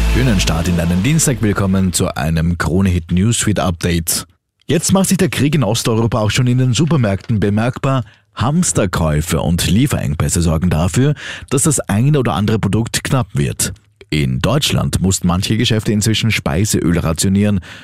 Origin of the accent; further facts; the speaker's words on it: Austria; bei uns in Österreich